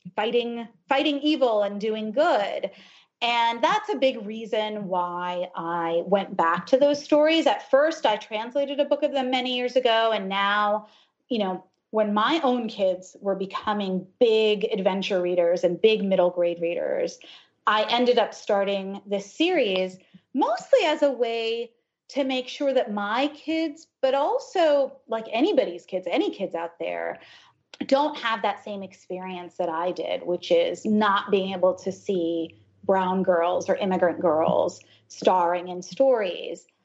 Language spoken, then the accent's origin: English; United States; also born or lived in Ohio, United States / New Jersey, United States; I grew up in Ohio and then in New Jersey. My parents are immigrants from India.